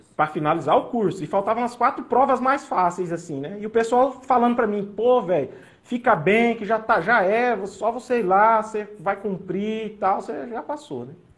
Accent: Mato Grosso do Sul, Brazil; also born or lived in São Paulo; eu, em torno de 10 anos, eu vim para o MS.

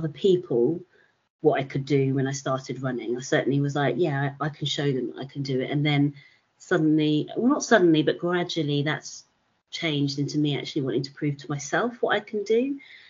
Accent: London, United Kingdom; London because it's my hometown.

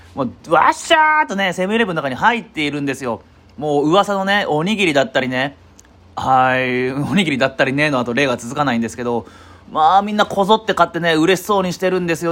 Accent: Ehime, Japan; moved away as an adult; also born or lived in Tokushima; 私、あのー、愛媛県出身で、まあ、社会人、就職するまでは

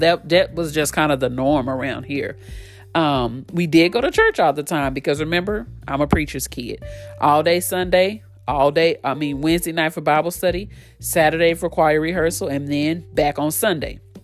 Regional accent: Fort Worth, Texas, United States; Born and raised in Fort Worth, Texas

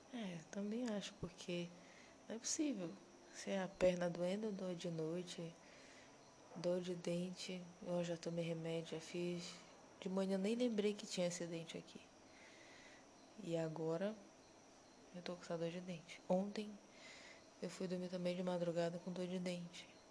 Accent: Pará, Brazil; a gente é paraense

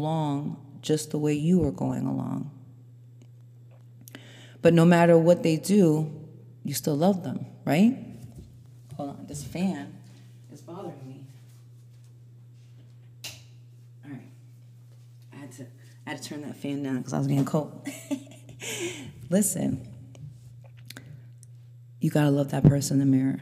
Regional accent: New York, United States; I grew up in New York and I was raised by immigrant parents, very strict mother, Haitian mother.

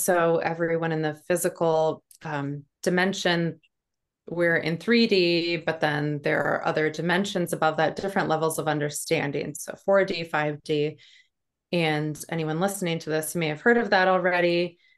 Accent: North Dakota, United States; now in New Hampshire, United States; I grew up in North Dakota on a farm. I live in New Hampshire now.

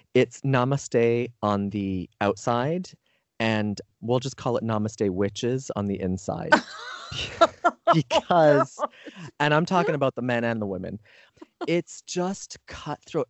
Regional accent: Canada; moved away as an adult; now in United States; I grew up, you know, I'm Canadian originally

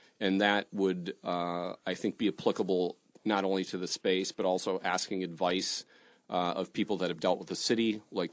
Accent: Detroit, Michigan, United States; I grew up on the East Side. I never drove to Midtown

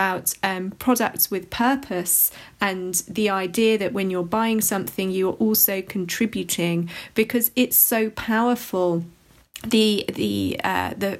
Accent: London, United Kingdom; somebody who's from London

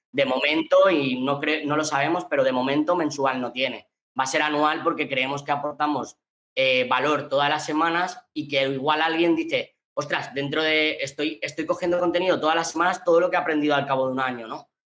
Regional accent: Valencian Community, Spain; also born or lived in Australia; yo soy valenciano

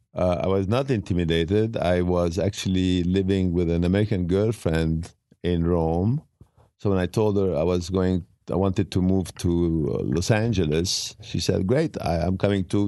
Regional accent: Beirut, Beirut Governorate, Lebanon; English is a second language; also born or lived in Italy / France / England / Switzerland; now in United States; I was living in Beirut. I was born in Beirut

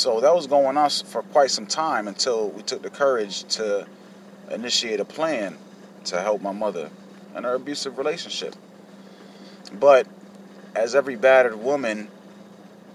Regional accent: Hartford, Connecticut, United States; I was born in Hartford, Connecticut, back in 1983

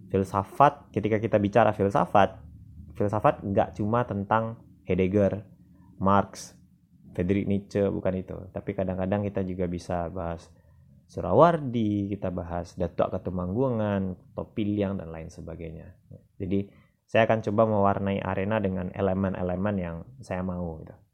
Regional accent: West Sumatra, Indonesia; filsafat alam Minangkabau nah, ini filsafat lokal dari daerah saya

